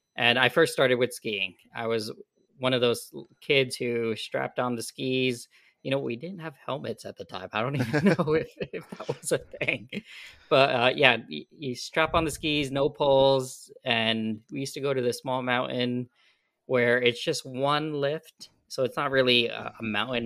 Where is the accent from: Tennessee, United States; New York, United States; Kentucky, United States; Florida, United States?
New York, United States; upstate; I grew up in the Northeast in New York specifically, and it was outside of the city. So we, we call it upstate New York.